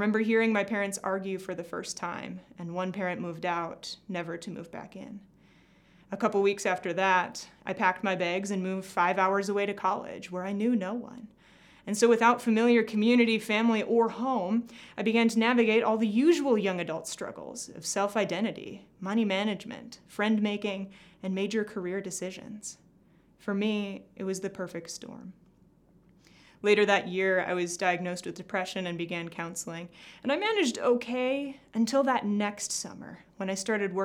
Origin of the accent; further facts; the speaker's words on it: Glenwood, Minnesota, United States; I grew up in Glenwood, Minnesota, the youngest of three children